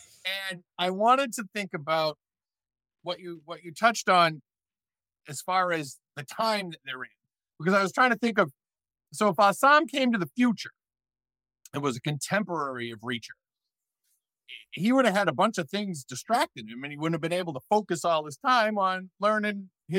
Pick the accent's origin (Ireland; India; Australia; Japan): Ireland; I mean, I wouldn't go too hard on the Irish because I am Irish.